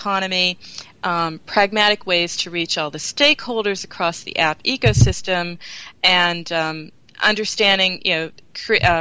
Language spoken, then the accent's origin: English; Pennsylvania, United States; moved away as an adult; now in Germany; Pennsylvania. My home state